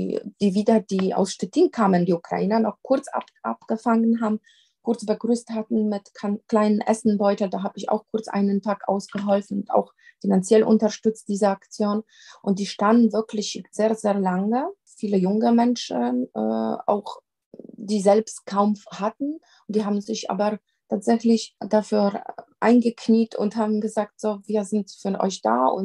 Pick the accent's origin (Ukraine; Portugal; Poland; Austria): Poland; accent: Polish; German is a second language; now in Germany; ich komme ähm, tatsächlich ähm, aus, aus Polen, wie man an meinem Akzent erkennen kann, immer noch.